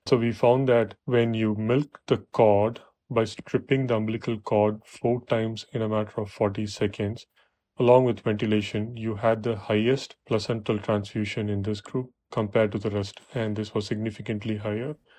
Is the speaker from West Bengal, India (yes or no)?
no; Chennai, Tamil Nadu, India; moved away as an adult; now in United States; I was born and raised in Chennai